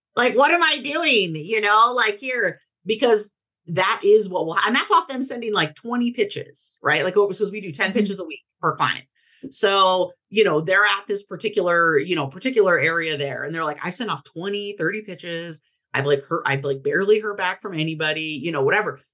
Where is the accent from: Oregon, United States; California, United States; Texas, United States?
Oregon, United States; Portland; I grew up in Portland, Oregon.